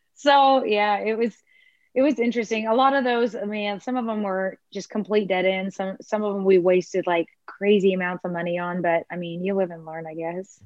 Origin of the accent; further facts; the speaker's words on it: Houston, Texas, United States; also born or lived in Clear Lake, Texas / Atascocita, Texas; now in Galveston County, United States; I was born in Clear Lake. And when I was one, we moved to Houston. And then I moved to Atascocita with my parents and my sister when I was about 12 or so